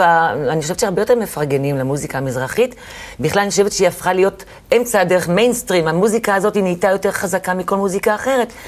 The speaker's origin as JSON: {"language": "Hebrew", "town": "Jerusalem", "region": "Jerusalem District", "country": "Israel", "moved": "yes", "lives_now": "Tel Aviv, Israel", "said": "אני ירושלמית במקור, אני אמנם גרה היום בתל אביב"}